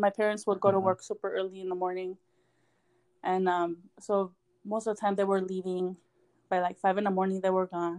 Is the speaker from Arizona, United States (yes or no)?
yes; Somerton, Arizona, United States; also born or lived in Yuma, Arizona / Ejido Distrito Federal, Mexicali, Mexico; when I was old enough to come to back to school, I moved back to the Yuma area. There's another small town called Somerton, Arizona. So that's where my parents' home is.